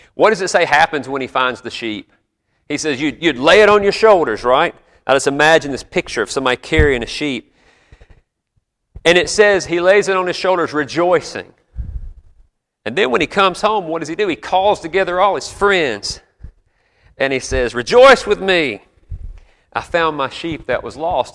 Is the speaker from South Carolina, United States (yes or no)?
yes; South Carolina, United States; moved away as an adult; I grew up there and lived most of my life there before the Army, pastored there.